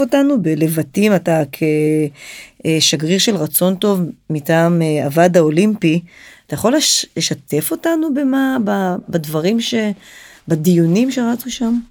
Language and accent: Hebrew; Israel; also born or lived in Japan; אנחנו חווינו הרבה מאוד קשיים אה, בלעשות עסקים עם יפן כישראלים